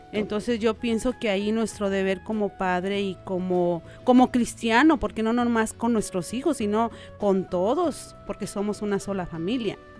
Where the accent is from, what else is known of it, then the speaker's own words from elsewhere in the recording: Guadalajara, Jalisco, Mexico; moved away as an adult; now in Omaha, United States; nosotros venimos de Jalisco, Guadalajara